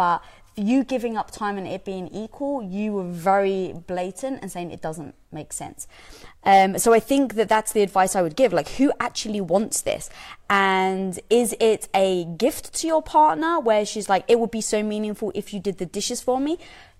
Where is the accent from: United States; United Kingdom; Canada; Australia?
United Kingdom; I'm British, we don't get that joke.